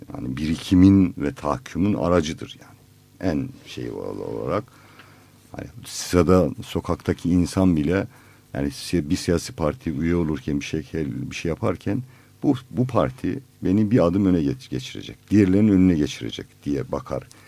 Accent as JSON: {"language": "Turkish", "region": "Black Sea Region", "country": "Turkey", "said": "Bizim Karadeniz'de"}